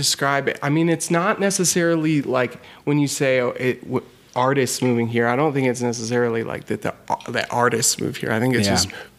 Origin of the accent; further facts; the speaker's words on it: Nederland, Colorado, United States; growing up in Ned